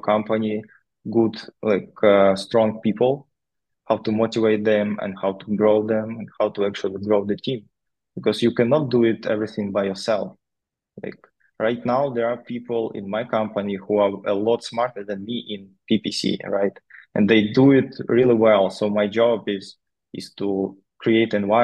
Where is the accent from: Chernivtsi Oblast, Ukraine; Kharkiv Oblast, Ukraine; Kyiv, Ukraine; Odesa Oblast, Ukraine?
Chernivtsi Oblast, Ukraine; Novodnistrovsk; moved away as an adult; I grew up in Ukraine in a small town.